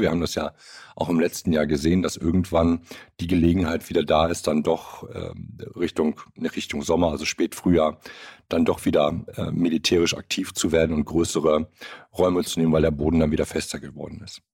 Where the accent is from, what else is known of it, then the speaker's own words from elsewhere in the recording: Germany; bei uns in Deutschland